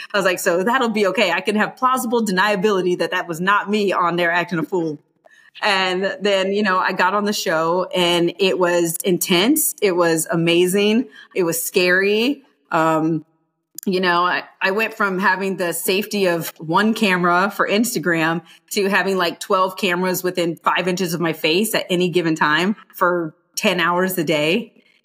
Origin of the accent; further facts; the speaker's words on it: Ohio, United States; growing up in Ohio, like hospitality is everything because we are poor